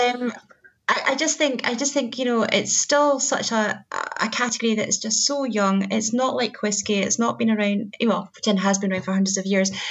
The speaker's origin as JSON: {"language": "English", "region": "Scotland", "country": "United Kingdom", "said": "we're Scottish"}